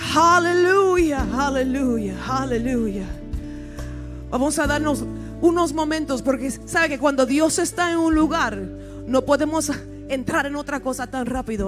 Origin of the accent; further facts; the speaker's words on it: United States; also born or lived in Puerto Rico / Chicago, Illinois; Yo soy puertorriqueña, nacida en los Estados Unidos, el lenguaje mío es medio interesante